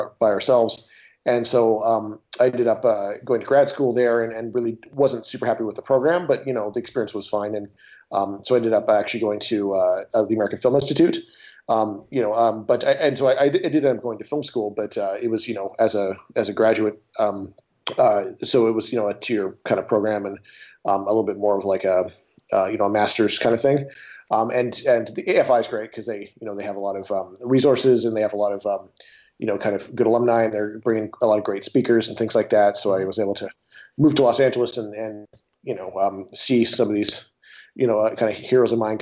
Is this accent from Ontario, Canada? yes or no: no; Olds, Alberta, Canada; moved away; I'm from Canada originally, from a little town north of Calgary